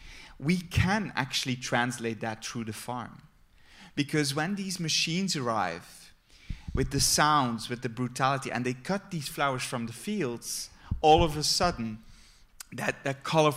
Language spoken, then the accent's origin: English; Flemish countryside, Flanders, Belgium; I grew up on the Flemish countryside among flowers